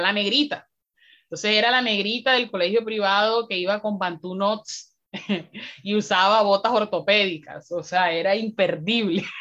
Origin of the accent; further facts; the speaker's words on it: Riohacha, La Guajira, Colombia; soy una mujer afroguajira, nacida y criada en Río Hacha, un territorio muy bonito al norte de, Colombia